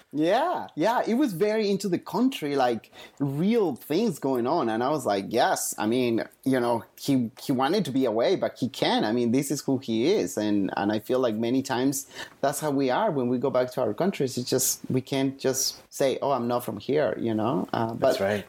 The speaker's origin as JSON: {"language": "English", "country": "Bolivia", "tie": "born or raised there", "moved": "yes", "said": "I grew up in Latin America, in Bolivia"}